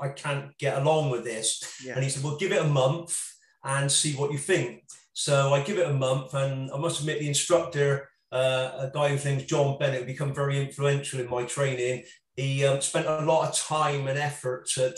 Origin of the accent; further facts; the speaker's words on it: Bristol, South West England, United Kingdom; Bristol particularly, my hometown